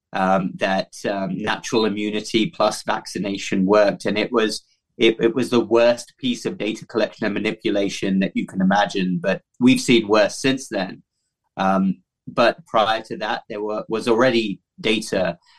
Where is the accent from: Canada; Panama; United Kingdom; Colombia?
United Kingdom; moved away as an adult; also born or lived in London / Cardiff / Baltimore, Maryland; now in United States; my home country, the United Kingdom